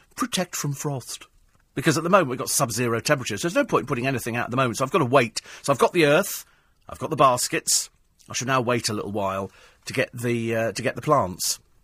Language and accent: English; United Kingdom; I'm fiercely British